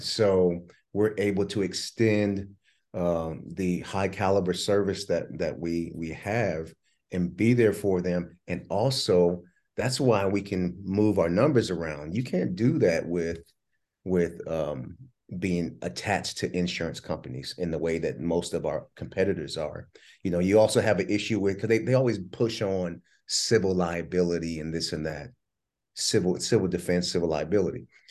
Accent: New Jersey, United States; I was born in Jersey

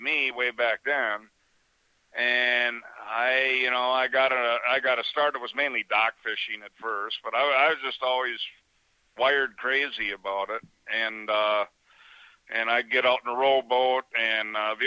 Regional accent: Hayward, Wisconsin, United States; also born or lived in Chicago, Illinois; I was born in Chicago, and my parents did the greatest thing ever and got me the hell out of there when I was 6 months old, and they bought a resort in Hayward, Wisconsin

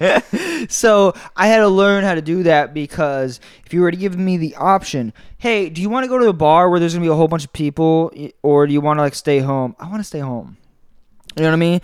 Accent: Tampa, Florida, United States; also born or lived in Orlando; I grew up in Tampa

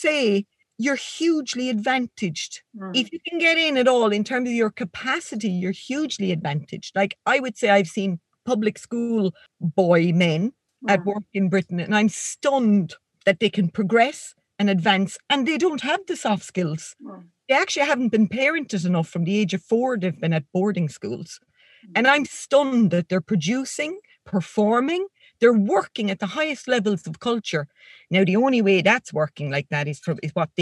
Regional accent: Ireland; accent: Irish rural; my Irish rural accent and in my non-pronunciation of THs

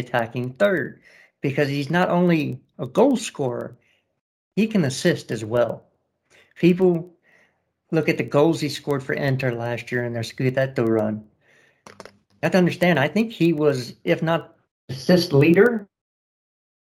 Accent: United States; I'm just an American.

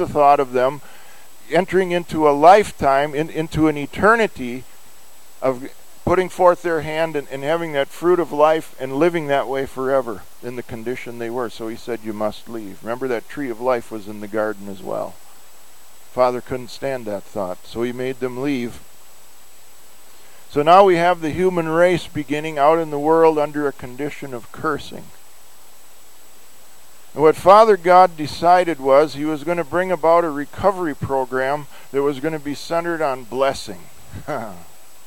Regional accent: United States; we have as Americans

